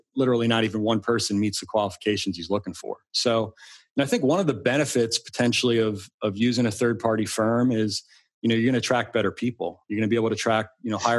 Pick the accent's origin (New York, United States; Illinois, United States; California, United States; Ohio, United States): New York, United States; Long Island; now in Arlington, Virginia, United States; I grew up on Long Island